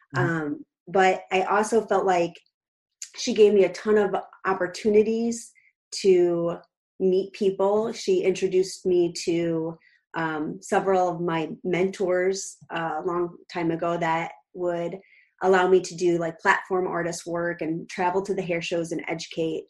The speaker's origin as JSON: {"language": "English", "town": "Clifton", "region": "Illinois", "country": "United States", "tie": "born or raised there", "lives_now": "Naperville, United States", "said": "I grew up in a really tiny town called Clifton, 1,400 people, and now I am living in Naperville, Illinois"}